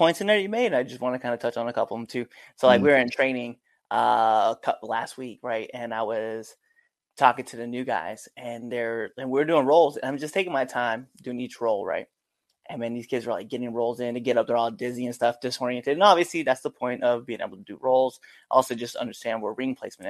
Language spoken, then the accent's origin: English; Maryland, United States; I'm from Maryland too